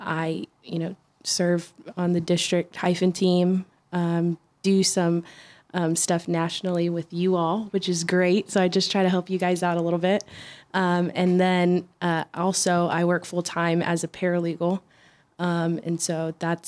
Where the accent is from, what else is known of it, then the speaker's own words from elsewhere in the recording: San Diego, California, United States; I'm from San Diego, born and raised. Never moved out of San Diego.